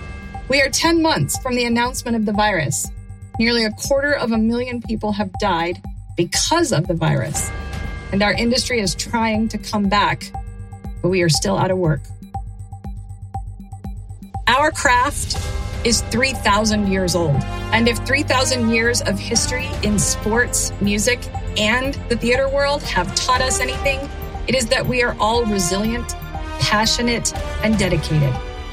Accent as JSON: {"language": "English", "region": "New Mexico", "country": "United States", "tie": "born or raised there", "also_born_or_lived": "Florida", "said": "Very proudly born and raised in New Mexico. And I attended New Mexico State University."}